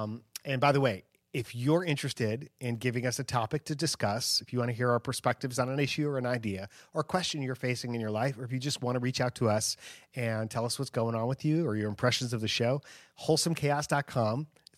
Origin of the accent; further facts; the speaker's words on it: Chicago, Illinois, United States; So, and then after Rapid City, I went to Chicago, my hometown, which is where I grew up.